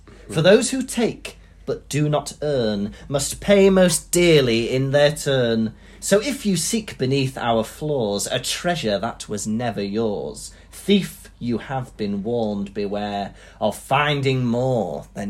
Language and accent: English; Wales, United Kingdom; accent: Manchester; now in Manchester, United Kingdom; Yeah, even when I moved to Manchester, I never had a Welsh accent. But then, but living here, my Manchester accent has got more Manc.